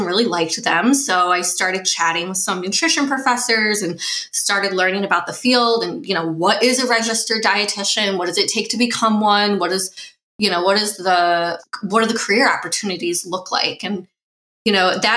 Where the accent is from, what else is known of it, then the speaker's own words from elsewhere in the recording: Midwest, United States; I grew up in the Midwest, kind of traditional meat and potatoes diet as a kid.